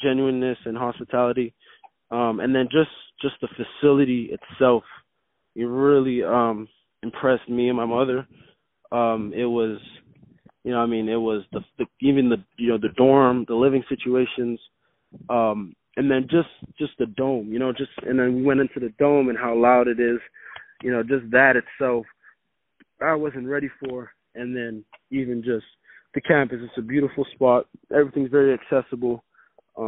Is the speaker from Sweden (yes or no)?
no; Montreal, Quebec, Canada; now in Florida, United States; I'm from Montreal originally